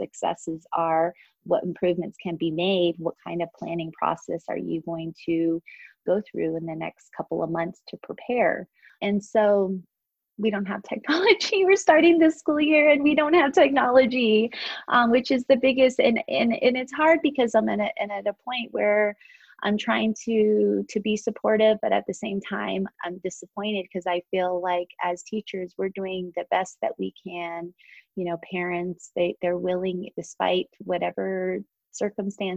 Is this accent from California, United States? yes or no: no; Shiprock, New Mexico, United States; also born or lived in Arizona / Gallup, New Mexico; I grew up here in Shiprock and Tisnaspas, which is in the Four Corners area